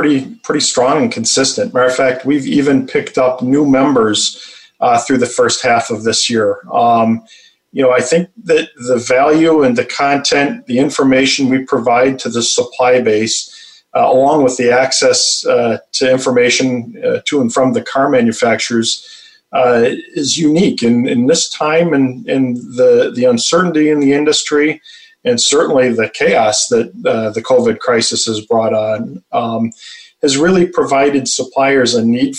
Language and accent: English; Detroit, Michigan, United States; I'm born and raised in Michigan, the Metro Detroit area